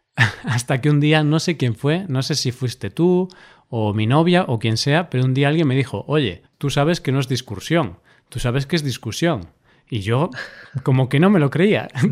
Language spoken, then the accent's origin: Spanish; Galicia, Spain; first language Galician and Spanish; Yo crecí en Galicia, vivo en Galicia, eh, soy nativo en gallego y en español